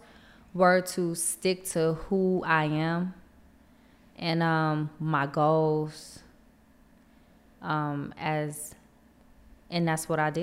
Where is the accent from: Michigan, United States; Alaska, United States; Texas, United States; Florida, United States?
Michigan, United States; also born or lived in California; I grew up in Michigan